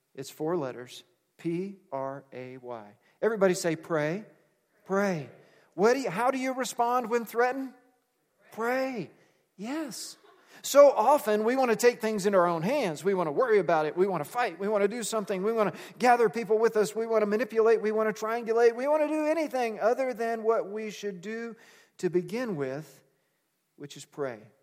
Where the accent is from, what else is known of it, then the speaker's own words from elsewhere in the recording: United States; we're American